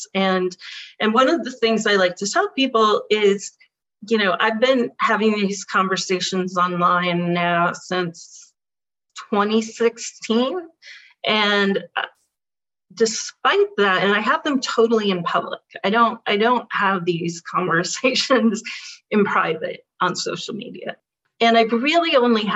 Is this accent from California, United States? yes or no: yes; Berkeley, California, United States; I'm a liberal from Berkeley.